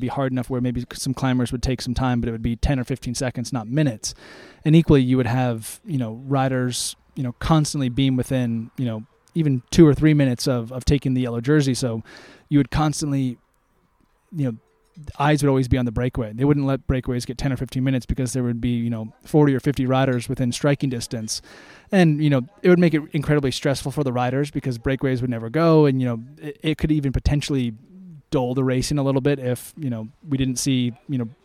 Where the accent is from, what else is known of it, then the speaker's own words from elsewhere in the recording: United States; being an American